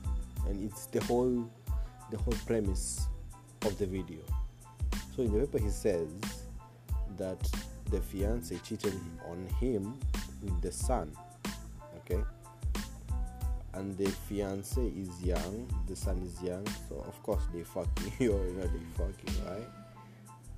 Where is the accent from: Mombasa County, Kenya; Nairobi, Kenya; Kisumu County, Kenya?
Mombasa County, Kenya; Mombasa; I'm from Mombasa